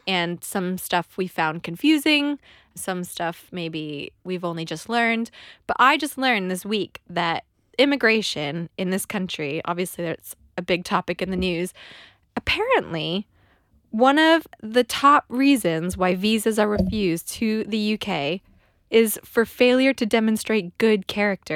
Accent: California, United States; moved away as an adult; now in London, United Kingdom; we immigrated to London. I'm from California

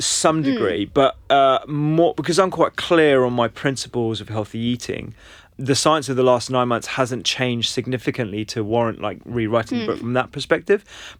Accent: London, United Kingdom; Yeah, I was brought up in London.

